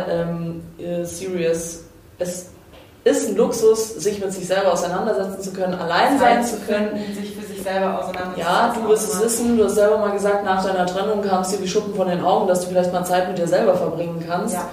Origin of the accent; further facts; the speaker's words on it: Croatia; Na, ich darf leider nicht, ich bin Kroatin.